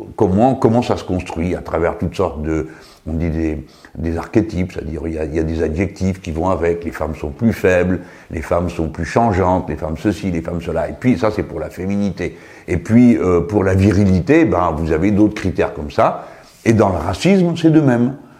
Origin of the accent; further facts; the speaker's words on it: Tangier, Tanger-Tetouan-Al Hoceima, Morocco; now in France; Quand j'étais môme, euh, à Tanger